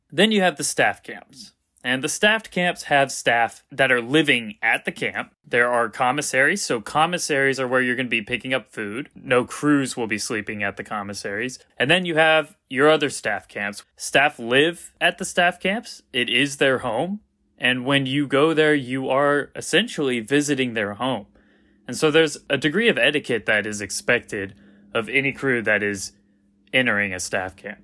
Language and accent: English; Atlanta, Georgia, United States; I grew up in Atlanta, Georgia